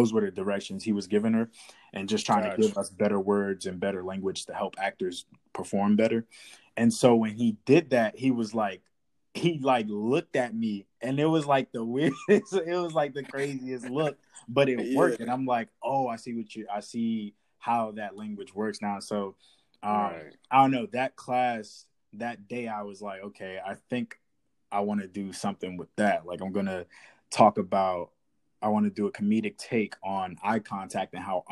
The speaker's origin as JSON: {"language": "English", "town": "Washington", "region": "District of Columbia", "country": "United States", "tie": "born or raised there", "moved": "as an adult", "lives_now": "Atlanta, United States", "said": "I'm from Washington, D.C. I'm born and raised there. Right now, I'm based in Atlanta"}